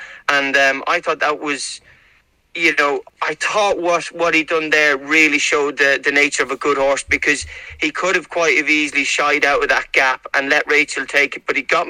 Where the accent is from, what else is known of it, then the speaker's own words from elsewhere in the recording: Ireland; obviously I know I'm from Ireland, but I'm very, very much feel at home going over there